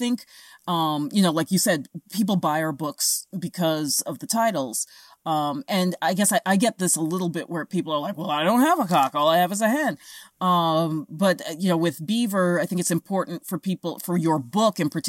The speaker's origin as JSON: {"language": "English", "town": "New York City", "region": "New York", "country": "United States", "tie": "born or raised there", "moved": "as an adult", "said": "I grew up in New York City. I moved here only 4 years ago"}